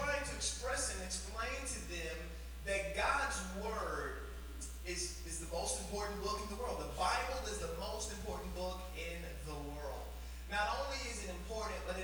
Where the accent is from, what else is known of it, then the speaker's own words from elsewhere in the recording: Arlington, Texas, United States; My wife and I, we're from Arlington, Texas